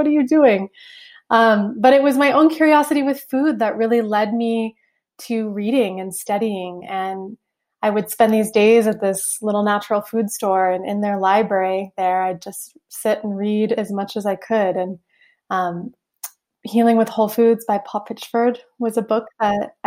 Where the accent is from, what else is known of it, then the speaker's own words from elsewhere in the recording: Southeast Alaska, United States; I grew up in Southeast Alaska on a little island